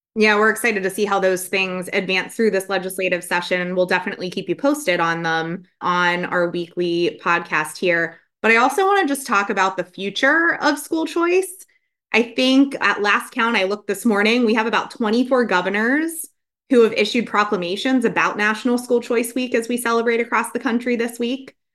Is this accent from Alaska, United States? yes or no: no; Pennsylvania, United States; my home state of Pennsylvania